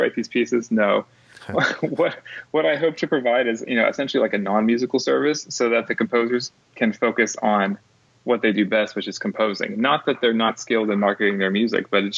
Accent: Pittsburgh, Pennsylvania, United States; also born or lived in Dallas; now in Berea, United States; I'm originally from Pittsburgh, which is about 2 hours away from there

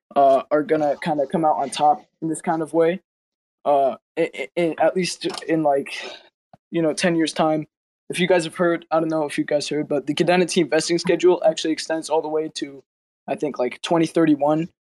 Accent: United States; I'm American.

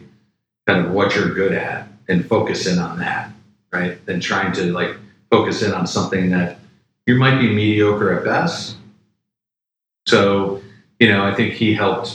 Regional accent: a suburb just north of Chicago, Illinois, United States; Loved growing up in Chicago and grew up in a suburb just north of Chicago

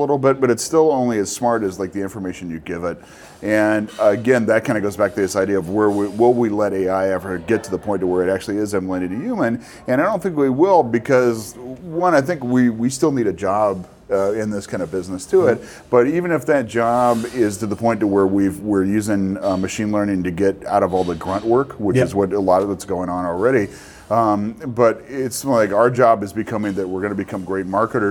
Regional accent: Los Angeles, California, United States; also born or lived in Wisconsin; born and raised in Los Angeles

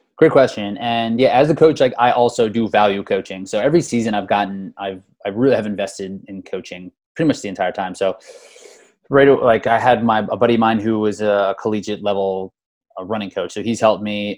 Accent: Easton, Pennsylvania, United States; moved away as an adult; now in Philadelphia, United States; I grew up in Easton. I live in Philadelphia right now, but I went to Easton High School and grew up in Easton

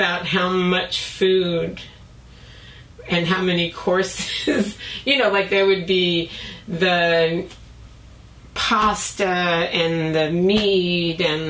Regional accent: Long Island, New York, United States; moved away; also born or lived in Brooklyn, New York; I was born in Brooklyn. And then when I was three, my dad bought a house on Long Island

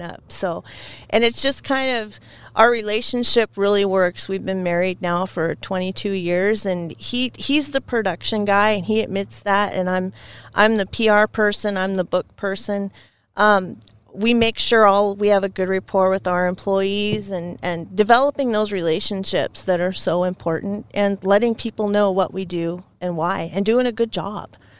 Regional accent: Scappoose, Oregon, United States; I grew up near Scappoose, which is just outside of Portland

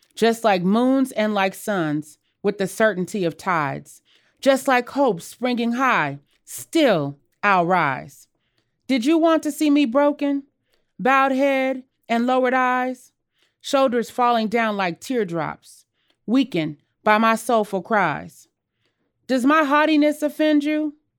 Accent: Los Angeles, California, United States; born or raised there; also born or lived in Jackson, Mississippi

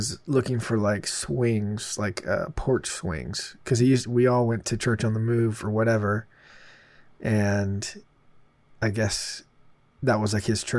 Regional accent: Broken Arrow, Oklahoma, United States; moved away; also born or lived in Baton Rouge, Louisiana; I was born in Baton Rouge. And then when I was maybe 2 or 3, I moved to Broken Arrow. I spent all of my sort of like single digits in Broken Arrow, for sure.

